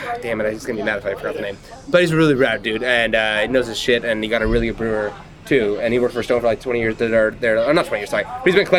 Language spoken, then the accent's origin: English; Northern Ireland, United Kingdom; Well, I'm from Northern Ireland, so I like